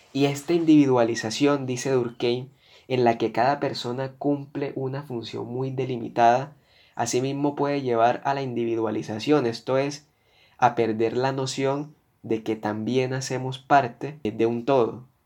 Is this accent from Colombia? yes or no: yes; Colombia; como ciudadano que soy de este país, como colombiano